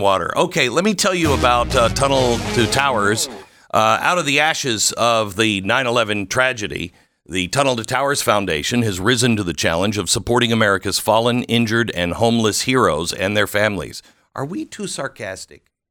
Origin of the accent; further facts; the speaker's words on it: Seattle, Washington, United States; I grew up in the Seattle area